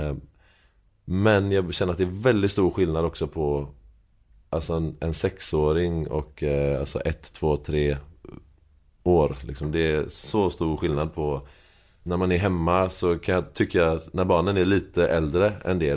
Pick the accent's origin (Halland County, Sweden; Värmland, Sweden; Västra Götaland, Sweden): Västra Götaland, Sweden; Gothenburg; Jag är uppvuxen i Högsbo. Mm. Eh, Högsbo och Frölunda och Järnbrott